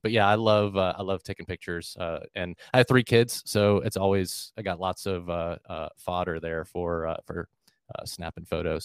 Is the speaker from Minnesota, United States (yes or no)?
no; Melbourne, Florida, United States; moved away as an adult; now in Jacksonville, United States; I grew up in Melbourne, Florida, which is a, a couple hours south of Jacksonville